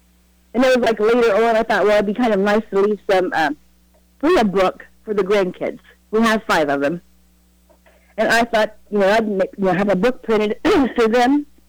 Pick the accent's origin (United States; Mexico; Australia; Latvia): United States; Glouster, Ohio; I was raised in Gloucester, Ohio, in Oakdale.